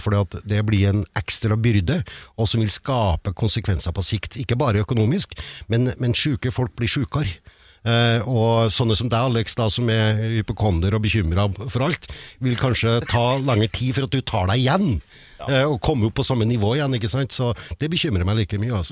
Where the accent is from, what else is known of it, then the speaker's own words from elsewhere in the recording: Trøndelag, Norway; accent: trønder; snakker jeg som en trønder